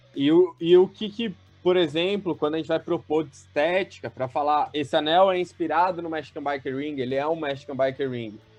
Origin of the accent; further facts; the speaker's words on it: São Paulo, Brazil; eu tenho 26 anos, sou de São Paulo